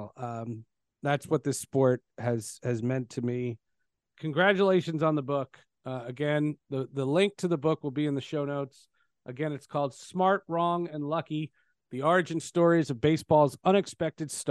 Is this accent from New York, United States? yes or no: yes; New York, United States; moved away as an adult; also born or lived in Seattle; I was from New York